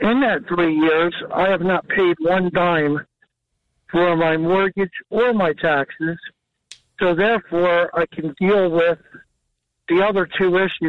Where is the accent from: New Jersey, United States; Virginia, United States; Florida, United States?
New Jersey, United States; So I grew up in New Jersey. Right. I'm 62. I love New Jersey.